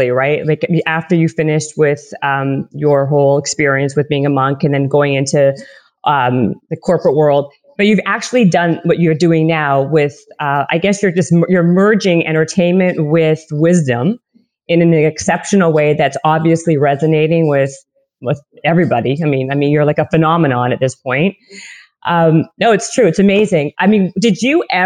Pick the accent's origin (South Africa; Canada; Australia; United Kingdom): Canada; I'm Canadian.